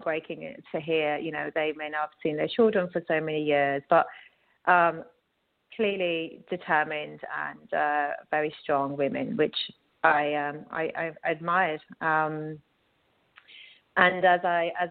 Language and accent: English; United Kingdom; moved away as an adult; also born or lived in London / Dubai, United Arab Emirates; now in New York, United States; I, as everyone can tell from my accent, originally from the UK